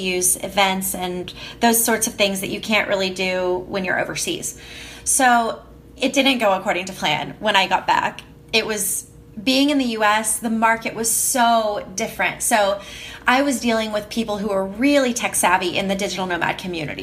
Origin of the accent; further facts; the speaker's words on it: Oklahoma City, Oklahoma, United States; moved away as an adult; moving back to the US and moving back to Oklahoma City, my hometown